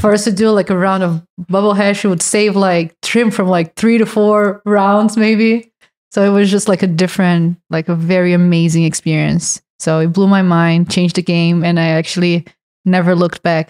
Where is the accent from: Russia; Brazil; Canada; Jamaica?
Brazil; English is a second language; moved away; I'm from Brazil.